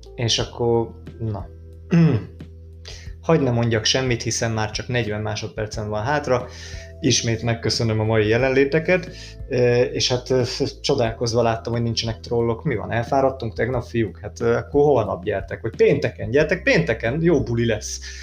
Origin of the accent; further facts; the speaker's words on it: Hungary; magyarok vagyunk